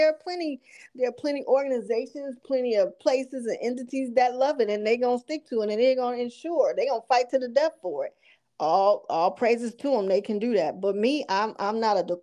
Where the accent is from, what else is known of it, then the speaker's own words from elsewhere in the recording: Chicago, Illinois, United States; even little ghetto girls like me growing up on the South Side on the low end of Chicago